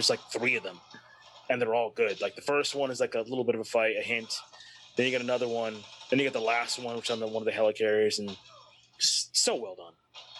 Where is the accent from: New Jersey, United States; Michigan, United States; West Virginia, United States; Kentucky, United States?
New Jersey, United States; I grew up in New Jersey